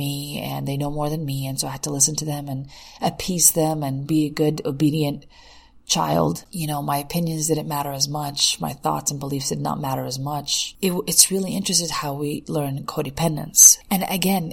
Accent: United States; if we grew up in the States

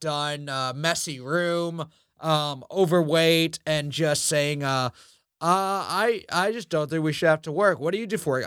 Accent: New York City, New York, United States; I grew up in Queens

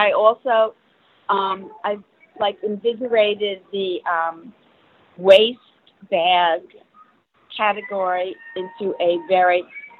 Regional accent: New York, United States; I'm from New York.

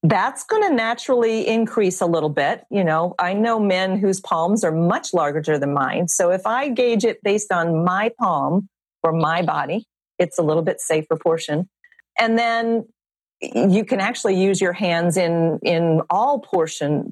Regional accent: South Louisiana, United States; I'm from South Louisiana

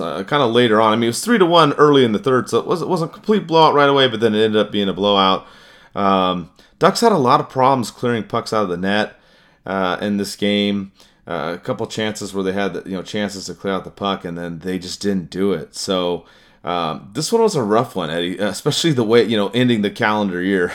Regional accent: California, United States; being a Californian

